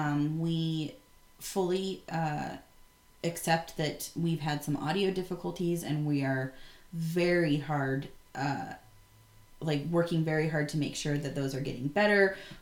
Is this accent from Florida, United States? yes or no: no; Bend, Oregon, United States; So, Bend, Oregon, my hometown, born and raised